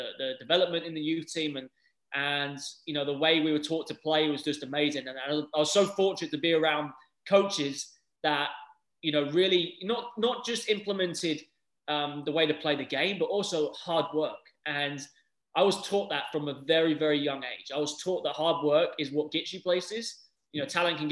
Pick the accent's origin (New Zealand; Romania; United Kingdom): United Kingdom; England; moved away as an adult; now in United States; growing up in England